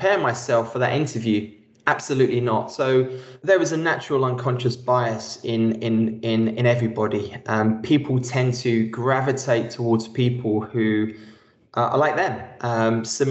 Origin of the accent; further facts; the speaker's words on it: London, United Kingdom; Being born and raised in East London and the first person in my family to go to university